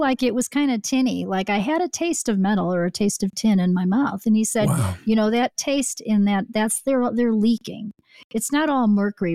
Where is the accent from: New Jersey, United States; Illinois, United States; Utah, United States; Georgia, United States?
Illinois, United States; Chicago; I grew up in the Chicago area